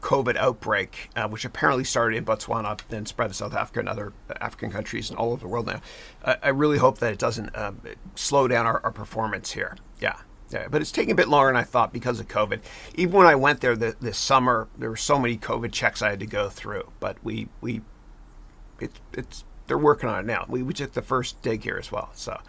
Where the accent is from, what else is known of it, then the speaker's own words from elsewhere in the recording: Mississauga, Ontario, Canada; moved away as an adult; now in United States; I'm a 905er. That's my area code. I'm from Mississauga, Ontario